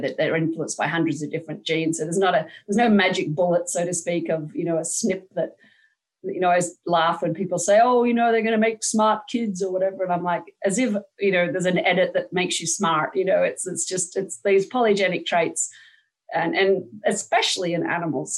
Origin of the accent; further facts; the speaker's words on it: Australia; now in United States; I'm not Dutch, I'm Australian